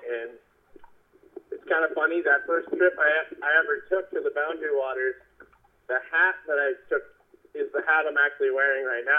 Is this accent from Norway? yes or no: no; Mankato, Minnesota, United States; I am from Mankato, Minnesota.